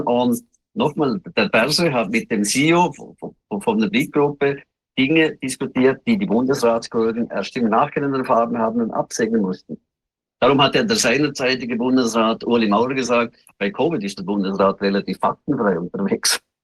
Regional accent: Liechtenstein; bei uns in Lichtenstein

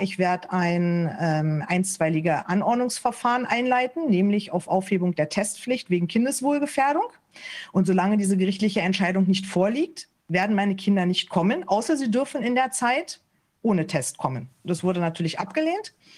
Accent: Berlin, Germany; moved away as an adult; also born or lived in Lower Saxony; now in Hanover Region, Germany; Ich bin eigentlich gebürtige Berlinerin und sind dann erst hier nach Niedersachsen gezogen.

